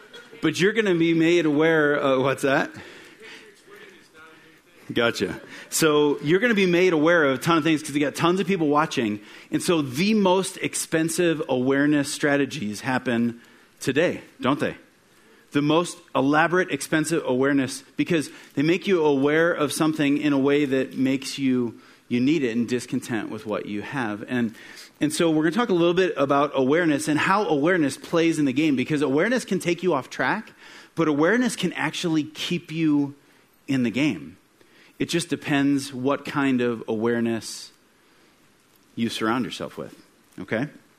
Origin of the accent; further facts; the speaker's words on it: Midwest, United States; I grew up in the Midwest, and kind of the trend in the town that I was born in is that you grow up and you graduate from either high school or sometime a two-year degree